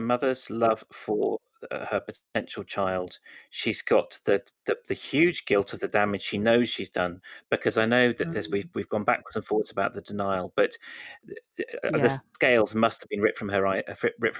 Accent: West Country, South West England, United Kingdom; I'm actually from the West Country

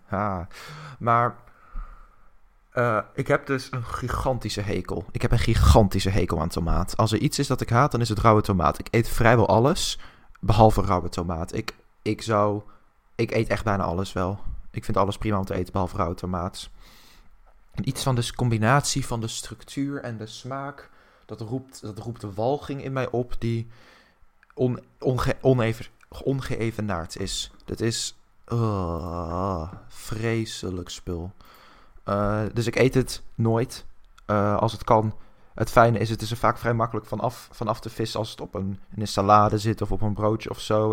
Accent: Netherlands

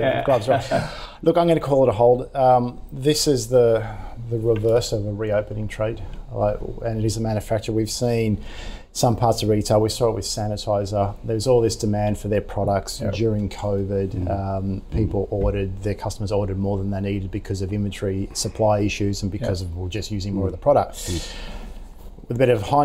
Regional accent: Victoria, Australia; moved away; I'm from Victoria originally

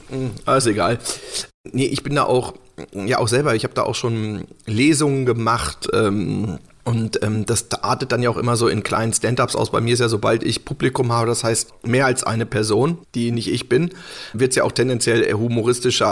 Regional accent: Hanover, Lower Saxony, Germany; der halt in Hannover war und wo ich halt auch, wo ich herkomme

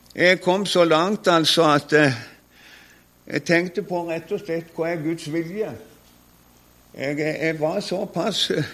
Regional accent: Konsmo, Agder, Norway; hadde min bror som også var hjemme på Konsmo

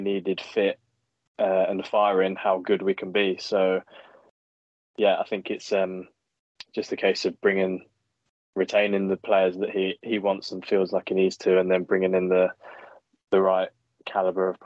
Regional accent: England, United Kingdom; being English

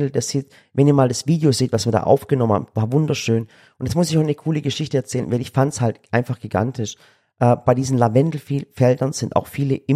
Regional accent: Yozgat, Yozgat Province, Turkey; krass, ihr seid gerade dort, wo ich herkomme. Ich wusste gar nicht, dass es so schön ist.

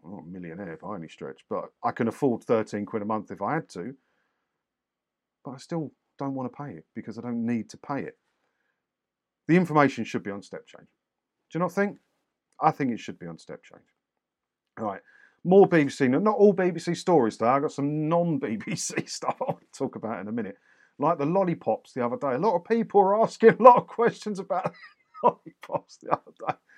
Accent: Clacton-on-Sea, East of England, United Kingdom; I grew up in Clacton

